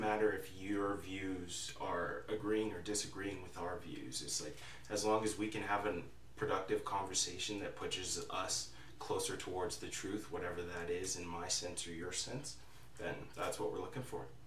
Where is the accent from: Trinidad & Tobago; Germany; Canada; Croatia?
Canada; Calgary, Alberta; moved away as an adult; now in Camrose, Canada; I'm from Calgary, Alberta.